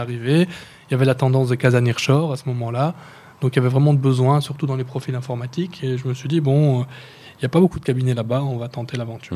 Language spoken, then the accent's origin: French; Brussels, Brussels-Capital Region, Belgium; moved away as an adult; also born or lived in Schaerbeek / Tubize / Tangier; now in Casablanca, Morocco; je suis né à Bruxelles d'un père euh, marocain